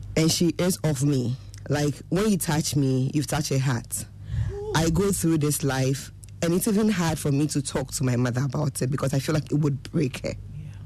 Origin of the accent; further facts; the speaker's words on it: Obuasi, Ashanti, Ghana; I grew up in Obuasi.